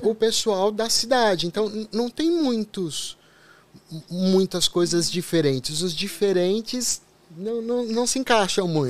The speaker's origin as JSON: {"language": "Portuguese", "region": "São Paulo", "country": "Brazil", "said": "eu sou da periferia de São Paulo."}